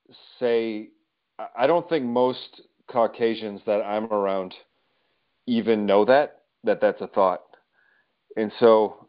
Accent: South Holland, Illinois, United States; also born or lived in Wisconsin / Hammond, Indiana; I was born and raised, well, I was born in Wisconsin, raised in south suburbs of Chicagoland, currently pastor Anthem Church, located in Hammond, Indiana.

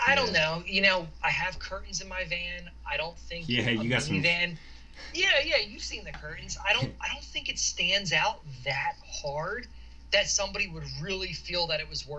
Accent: outside of Philly, Pennsylvania, United States; moved away as an adult; also born or lived in Utah; We grew up outside of Philly.

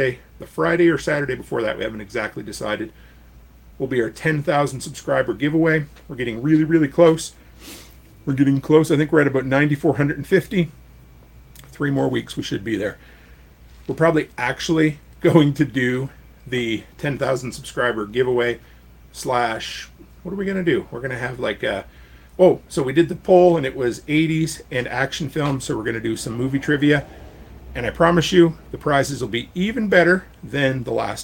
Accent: Canada; you have an American post office box as a Canadian

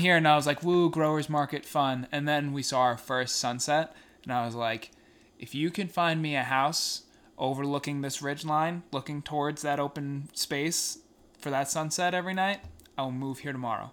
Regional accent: Long Island, New York, United States; growing up on Long Island in the, the boating culture

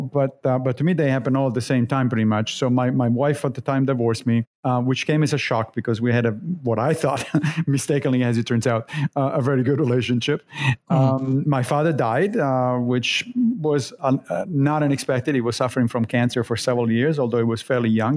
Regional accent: Rome, Lazio, Italy; moved away as an adult; also born or lived in Monrovia, Liberia / Connecticut, United States / Long Island, United States; now in United States; I grew up in Rome

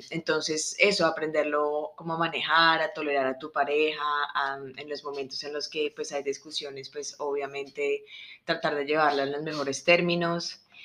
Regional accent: Colombia; moved away as an adult; yo soy colombiana

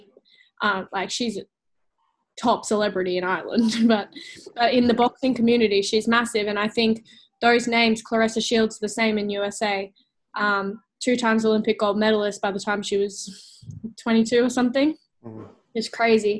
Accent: Gold Coast, Queensland, Australia; on the Gold Coast, in my hometown

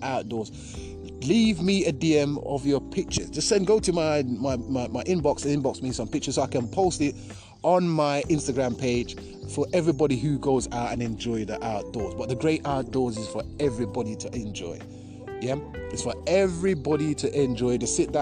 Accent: Jamaica; moved away; I grew up in Jamaica for 10 years

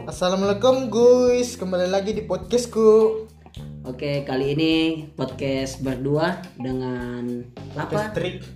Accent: Makassar, South Sulawesi, Indonesia; Eh, saya sebagai anak Sudiang biasa tuh uh, kendalanya kalau mau ke kampus pasti macet.

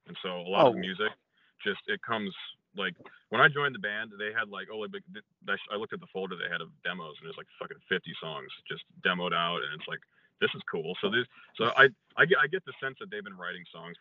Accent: Chicago, Illinois, United States; I'm from Chicago

